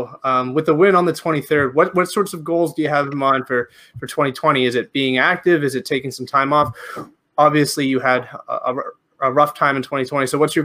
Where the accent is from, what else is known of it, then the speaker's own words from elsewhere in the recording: Canada; I'm Canadian